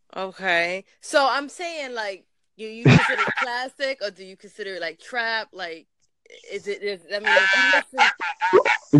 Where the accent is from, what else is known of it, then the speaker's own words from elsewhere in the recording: New York, United States; I'm actually from New York